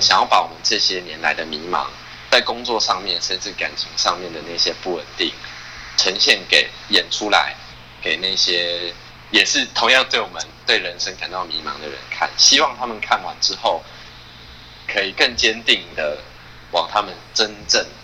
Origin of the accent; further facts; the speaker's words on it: Taiwan; 都是台湾人，对，都是台湾人